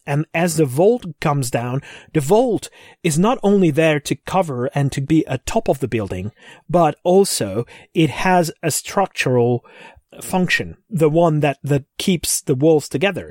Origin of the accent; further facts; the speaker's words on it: Székesfehérvár, Fejér, Hungary; my hometown